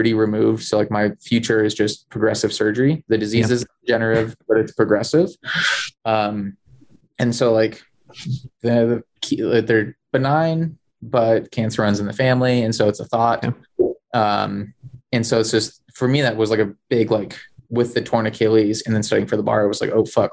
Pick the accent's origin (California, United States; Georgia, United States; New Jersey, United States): California, United States; moved away; also born or lived in Wasatch / Colorado; I grew up in Tahoe.